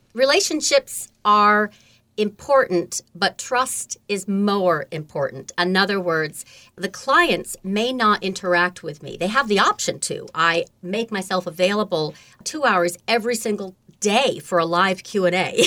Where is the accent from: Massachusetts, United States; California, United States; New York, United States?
New York, United States; Beekmantown; also born or lived in Lake Placid, New York; I was born in Lake Placid, New York, and grew up on a farm in Beekman Town